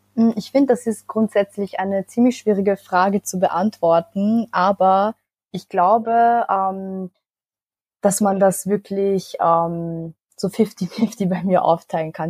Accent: Vienna, Austria; ich bin in Wien geboren und aufgewachsen, aber meine Familie kommt aus Nordmazedonien

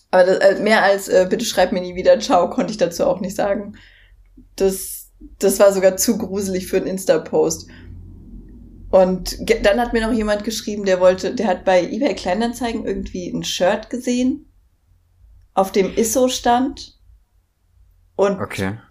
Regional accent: Berlin, Germany; Ich komme aus Berlin XY.

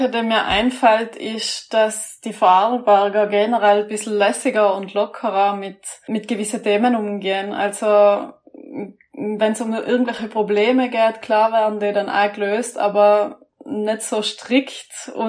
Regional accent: Trentino-Alto Adige, Italy; Was eigentlich lustig ist als Südtiroler, weil die meisten Südtiroler, es gibt eigentlich keinen, der nicht Skifahren kann, aber ich kann nicht Skifahren.

